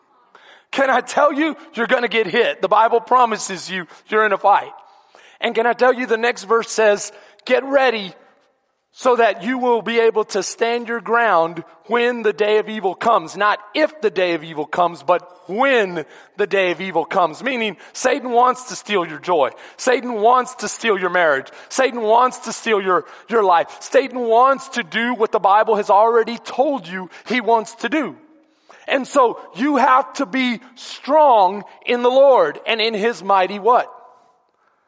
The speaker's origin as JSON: {"language": "English", "town": "Houston", "region": "Texas", "country": "United States", "tie": "born or raised there", "also_born_or_lived": "Bastrop, Texas / San Antonio, Texas", "said": "I grew up in some of the worst neighborhoods in Houston and in San Antonio, because he always ministered inner city"}